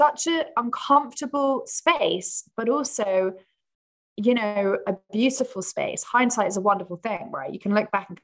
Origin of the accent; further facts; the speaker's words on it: England, United Kingdom; I'm English